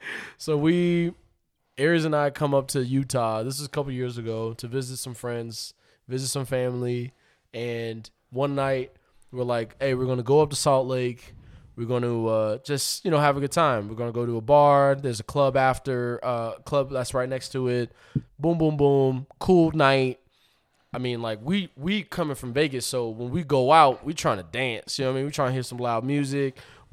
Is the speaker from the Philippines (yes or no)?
no; Puerto Rico; Because I'm coming from Puerto Rico. So, like, the only people we heard was from down south and from New York.